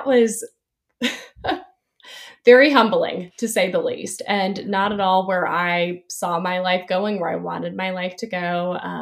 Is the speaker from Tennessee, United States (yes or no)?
yes; Nashville, Tennessee, United States; moved away as an adult; also born or lived in Chattanooga, Tennessee / Dallas, Texas; now in Winston-Salem, United States; I'm from the Nashville area. I grew up there